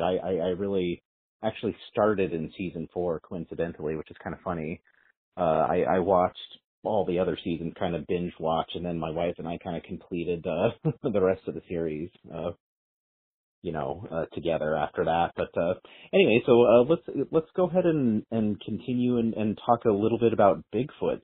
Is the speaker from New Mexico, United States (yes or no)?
yes; New Mexico, United States; I grew up in New Mexico in in in the desert